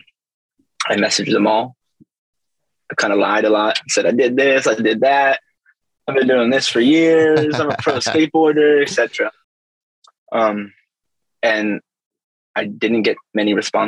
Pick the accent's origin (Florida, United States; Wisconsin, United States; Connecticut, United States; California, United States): California, United States; Los Angeles; moved away as an adult; also born or lived in England; I grew up a skateboarder in Venice, California.